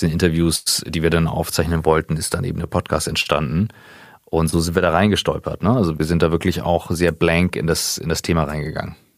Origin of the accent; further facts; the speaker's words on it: Kiel, Schleswig-Holstein, Germany; moved away; also born or lived in St. Gallen; gebürtiger Kieler